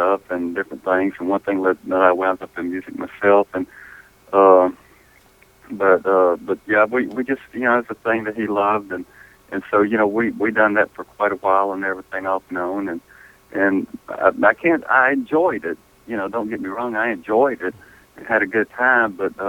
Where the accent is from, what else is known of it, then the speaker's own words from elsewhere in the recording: Versailles, Kentucky, United States; I was born in Western Kentucky